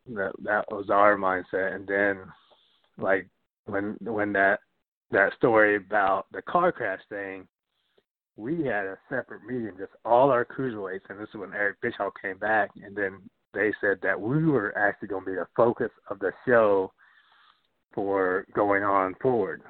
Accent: Atlanta, Georgia, United States; I grew up in Atlanta

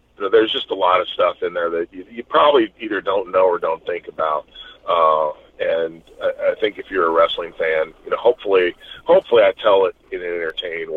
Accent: Knoxville, Tennessee, United States; it's in Knoxville, so it's in my hometown.

